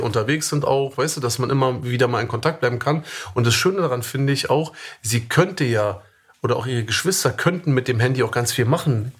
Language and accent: German; Germany; moved away as an adult; ich bin Deutscher, ich bin in Deutschland geboren, ich bin in Deutschland aufgewachsen